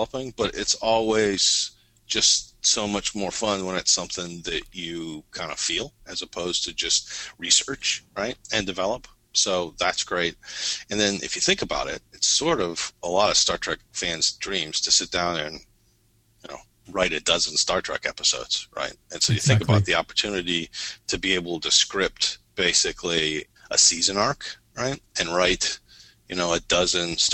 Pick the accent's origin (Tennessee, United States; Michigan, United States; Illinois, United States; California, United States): Michigan, United States; Detroit; I grew up in Detroit too, or around Detroit, Michigan, in this period too